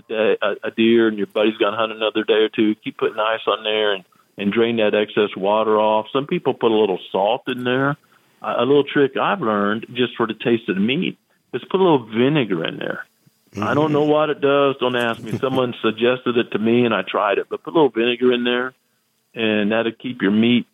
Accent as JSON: {"language": "English", "area": "the Ozarks", "region": "Missouri", "country": "United States", "tie": "born or raised there", "said": "I was raised in the Ozarks."}